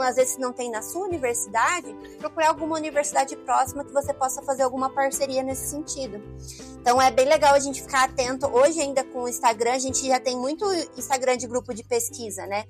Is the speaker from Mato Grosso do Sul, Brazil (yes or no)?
yes; Campo Grande, Mato Grosso do Sul, Brazil; also born or lived in Aquidauana; da capital, que é de onde eu sou é, Campo Grande